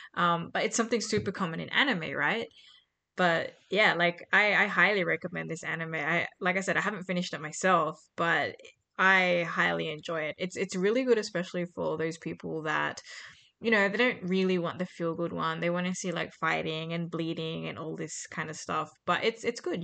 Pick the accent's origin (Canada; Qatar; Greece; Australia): Australia; growing up in Australia, like there's not that many Venezuelans, which is the background my mom's from